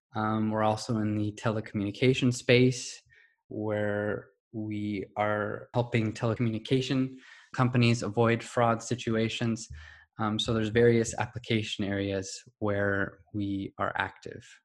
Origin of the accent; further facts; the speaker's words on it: California, United States; I was um, born and raised in California in the US.